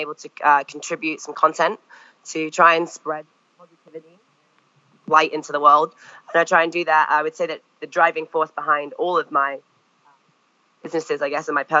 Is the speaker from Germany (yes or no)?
no; France; also born or lived in Longmeadow, Massachusetts, United States; I'd skied a little bit growing up in France, but was definitely not good.